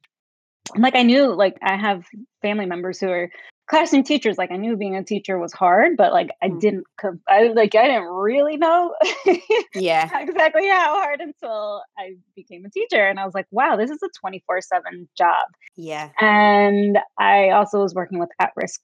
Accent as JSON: {"language": "English", "town": "New York City", "region": "New York", "country": "United States", "tie": "born or raised there", "also_born_or_lived": "Florida", "moved": "as an adult", "lives_now": "California, United States", "said": "I'm originally from New York City, born and raised"}